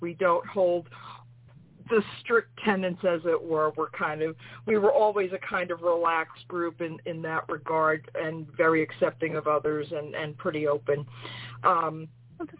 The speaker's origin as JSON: {"language": "English", "town": "New York City", "region": "New York", "country": "United States", "said": "I'm from New York City"}